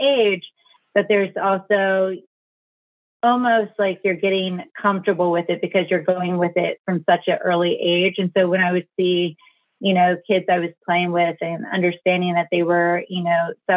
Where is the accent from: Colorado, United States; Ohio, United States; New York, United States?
Ohio, United States; South Central and Southern; I grew up in South Central and Southern Ohio